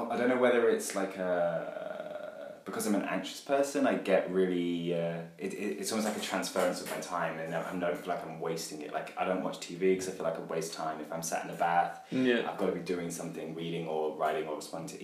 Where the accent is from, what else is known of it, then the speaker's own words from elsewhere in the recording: West Sussex, South East England, United Kingdom; moved away as an adult; also born or lived in London; now in Berlin, Germany; Been living in London for the last few years, but originally from just underneath that, born in West Sussex